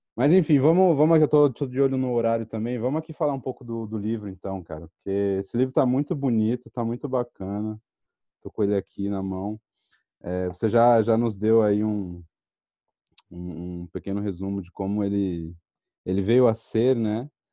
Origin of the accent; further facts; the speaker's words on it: São Paulo, Brazil; eu cresci em São Paulo